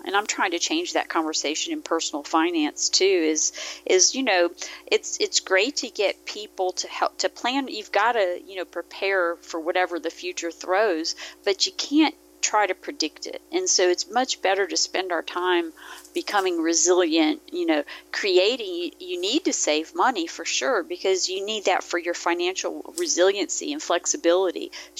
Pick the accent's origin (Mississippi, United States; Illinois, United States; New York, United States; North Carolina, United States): Mississippi, United States; I grew up in Mississippi. My dad was in the military. My family wasn't from there, but that's where we ended up.